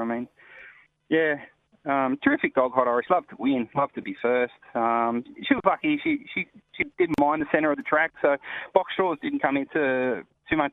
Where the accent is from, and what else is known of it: Sydney, New South Wales, Australia; born or raised there; now in Perth, Australia